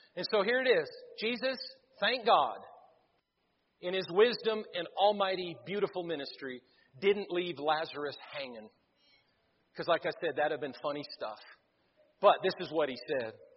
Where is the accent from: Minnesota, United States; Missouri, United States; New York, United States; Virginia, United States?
Missouri, United States; I'm from Missouri